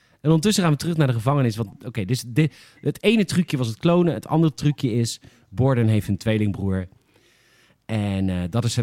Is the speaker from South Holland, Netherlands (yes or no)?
yes; Alphen aan den Rijn, South Holland, Netherlands; ik kom uit Alphen.